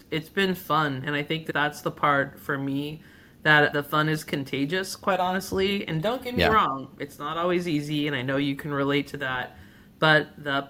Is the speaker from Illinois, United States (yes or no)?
no; San Gabriel Valley, Southern California, United States; I grew up in the San Gabriel Valley in Southern California